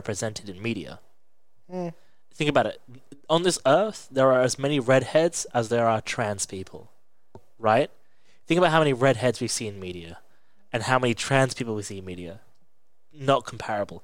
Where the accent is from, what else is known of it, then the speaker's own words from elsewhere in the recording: England, United Kingdom; I was born in England